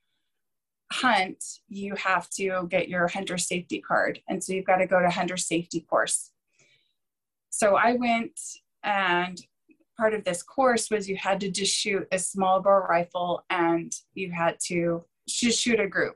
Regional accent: Utah, United States; I was born and raised here in Utah

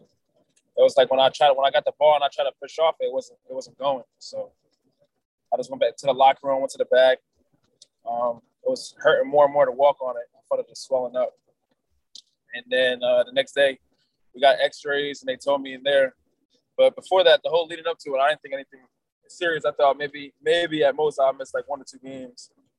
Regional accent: New Jersey, United States; You know, I'm from North Jersey. We're not really like, we want to say hi and everything there.

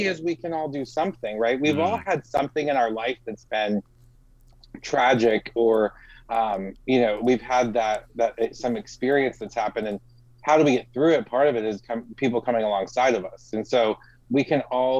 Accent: Missouri, United States; now in Florida, United States; I grew up in Missouri where we had tornadoes

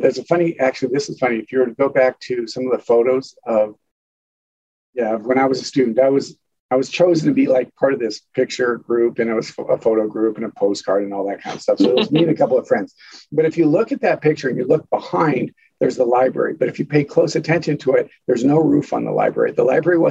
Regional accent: Colorado, United States; moved away as an adult; now in Steubenville, United States; my parents lived and my family lived in Colorado.

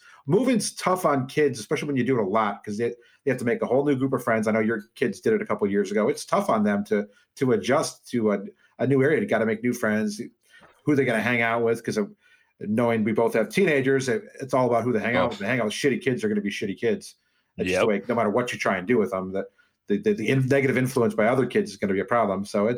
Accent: Des Moines, Iowa, United States; also born or lived in Dubuque, United States; but I was born in Dubuque. I lived there my first couple of years. We moved to Des Moines, Iowa.

